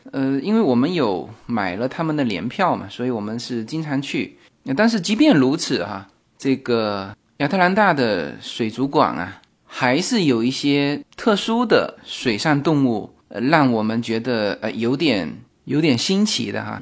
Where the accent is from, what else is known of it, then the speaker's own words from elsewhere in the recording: China; now in Los Angeles, United States; 我们国内